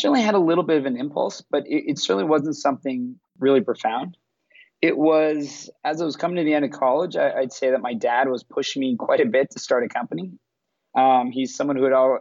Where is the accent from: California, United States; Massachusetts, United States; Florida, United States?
Massachusetts, United States; Boston; moved away as an adult; now in São Paulo, Brazil; I'm originally from Boston, and I'm calling today from São Paulo